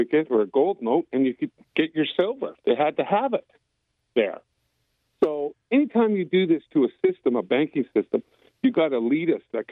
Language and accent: English; White Rock, British Columbia, Canada; born or raised there; moved away as an adult; now in United States